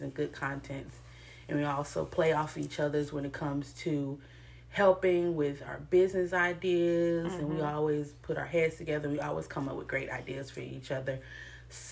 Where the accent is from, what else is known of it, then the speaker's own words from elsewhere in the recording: Murfreesboro, Tennessee, United States; I am from Murfreesboro, Tennessee.